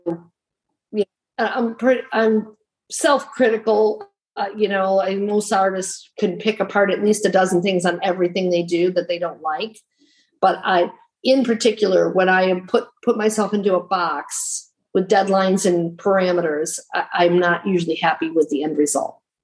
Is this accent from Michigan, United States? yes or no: yes; Michigan, United States; now in North Carolina, United States; I'm originally from Michigan